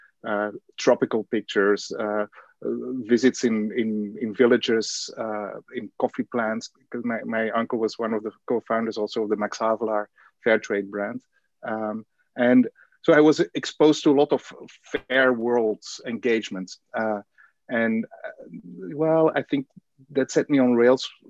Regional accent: Antwerp, Flanders, Belgium; moved away; I was born in Antwerp, Belgium, where I am living currently again

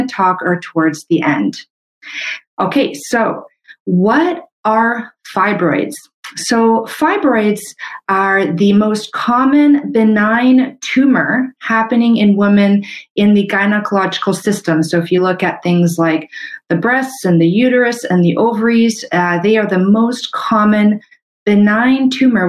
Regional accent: Canada; I'm a Canadian medical doctor

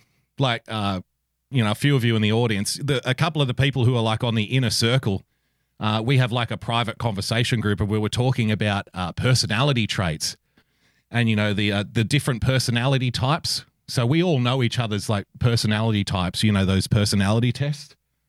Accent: Western Sydney, New South Wales, Australia; I'm from Western Sydney, and I don't really sound like a lot of other Western Sydney people sound. I was raised by people who English is their second language.

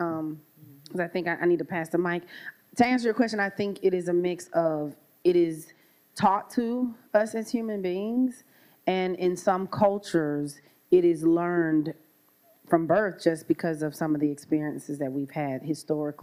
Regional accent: Louisiana, United States; growing up in Louisiana in a very diverse family.

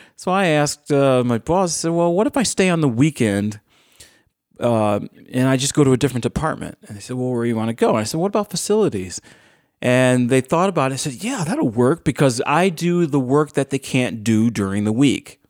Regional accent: Morton, New York, United States; also born or lived in Tampa, Florida; I was raised in in the Rochester area. I was raised in Orleans County in a town called Morton, M O R T O N

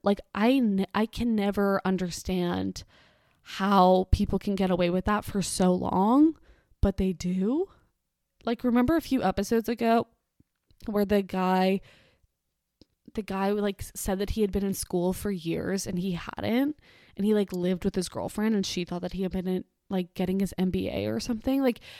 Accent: Miami, Florida, United States; In the 90s, when we were growing up in Miami, I was but a tot.

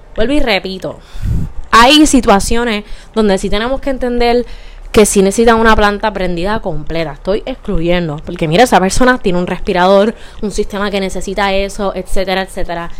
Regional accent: Bayamón, Puerto Rico; yo soy de Bayamón

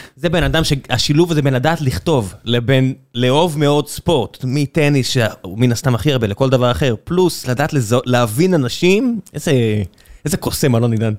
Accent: Israel; כישראלים, בגלל שאנחנו חיים במדינה כל כך אגרסיבית וקטנה וצפופה

